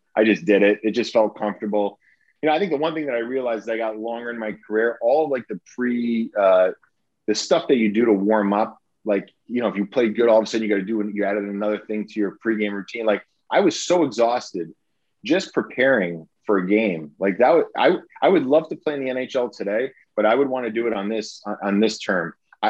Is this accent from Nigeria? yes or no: no; United States; it's the network that I watched growing up in the States